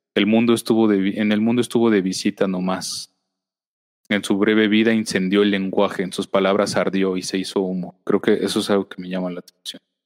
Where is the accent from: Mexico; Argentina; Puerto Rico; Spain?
Mexico; lo que vivimos constantemente como sociedad mexicana